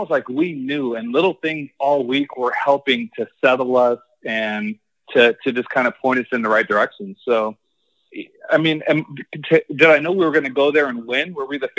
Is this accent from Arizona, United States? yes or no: yes; Phoenix, Arizona, United States; now in Boca Raton, United States; I'm from Phoenix.